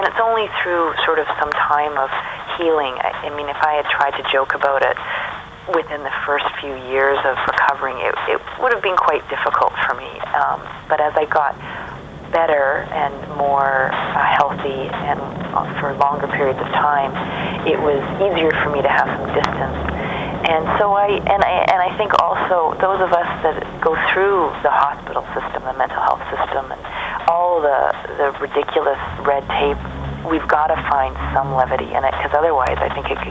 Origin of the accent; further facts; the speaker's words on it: Vancouver, British Columbia, Canada; in my hometown, Vancouver